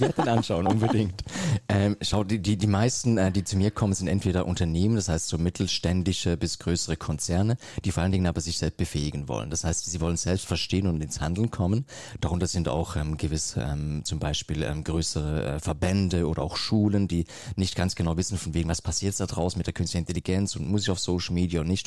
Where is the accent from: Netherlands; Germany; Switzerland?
Switzerland; ich komme aus der Schweiz